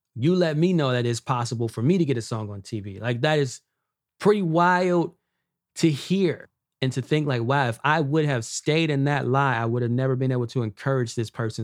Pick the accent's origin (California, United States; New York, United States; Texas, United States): California, United States; Los Angeles; I grew up in Watts, California.